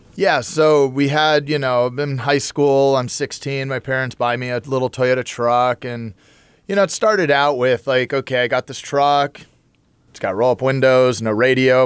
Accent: Huntington Beach, California, United States; growing up in Huntington Beach

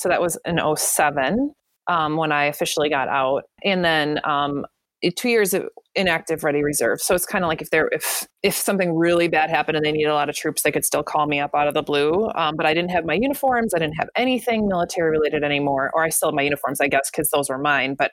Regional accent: United States; also born or lived in Madison / Fargo / England; I moved back to my hometown 2 hours north

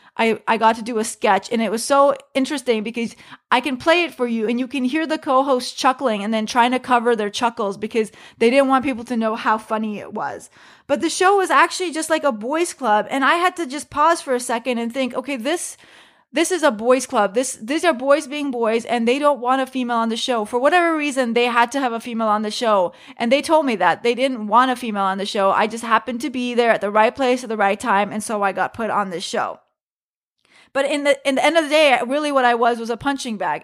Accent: United States; I am just an American woman doing stand-up comedy who happens to be Muslim

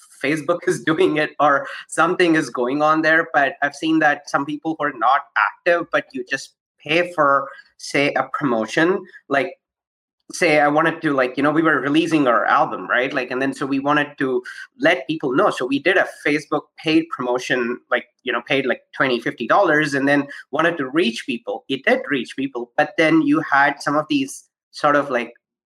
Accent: Toronto, Ontario, Canada; I am from Toronto

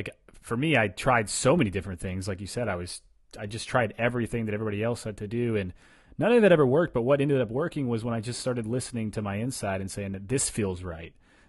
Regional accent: Ohio, United States; I can speak the language. I grew up in Ohio.

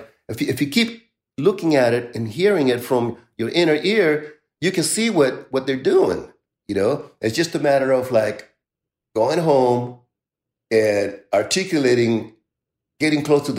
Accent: San Francisco, California, United States; And so for me, growing up in San Francisco was like the ultimate university of being connected to it all.

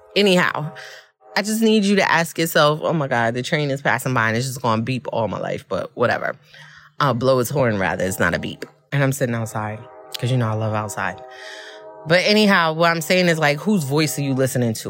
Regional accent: New York City, New York, United States; I'm from Brooklyn

